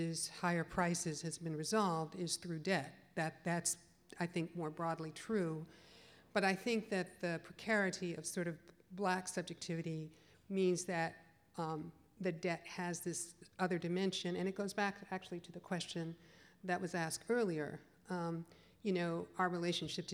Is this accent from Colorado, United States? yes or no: no; Chicago, Illinois, United States; moved away; I'm from the Midwest originally, I'm from Chicago, so it's right up the road